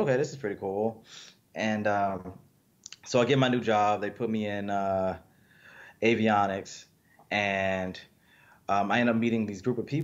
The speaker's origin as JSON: {"language": "English", "town": "Mobile", "region": "Alabama", "country": "United States", "tie": "born or raised there", "also_born_or_lived": "Beatrice, Alabama", "said": "My younger years were mostly spent in Mobile, Alabama"}